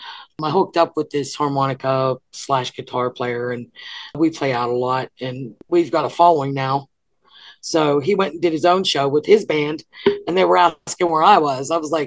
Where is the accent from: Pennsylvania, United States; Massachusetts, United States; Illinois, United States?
Pennsylvania, United States; Pittsburgh; moved away as an adult; now in Sierra Vista, United States; I'm from Pittsburgh